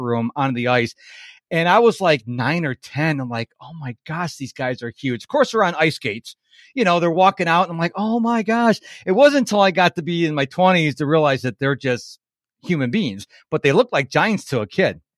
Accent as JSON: {"language": "English", "town": "Rochester", "region": "New York", "country": "United States", "moved": "as an adult", "lives_now": "Houston, United States", "said": "I was originally from Rochester, New York"}